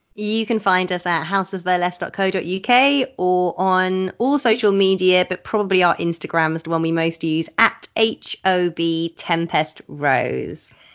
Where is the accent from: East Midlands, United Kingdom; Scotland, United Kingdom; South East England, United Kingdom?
South East England, United Kingdom; Oxford; I grew up in Oxford, which has a great musical subculture